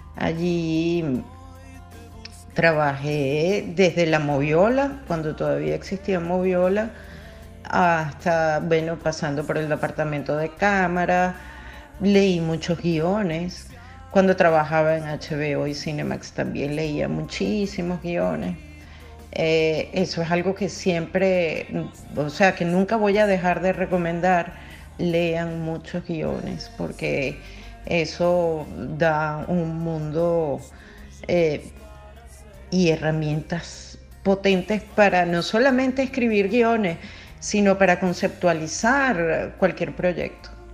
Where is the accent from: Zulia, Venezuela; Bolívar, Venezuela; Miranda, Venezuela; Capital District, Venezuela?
Capital District, Venezuela; Caracas; la escuela primaria y secundaria la hice en Caracas. Soy caraqueña de, nacimiento